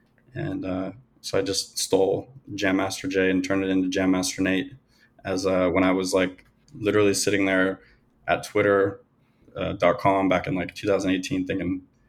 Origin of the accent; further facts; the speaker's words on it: New England, United States; moved away as an adult; also born or lived in California / New York City / Miami; now in Colombia; I grew up in New England and you know, I was never really a fan of it.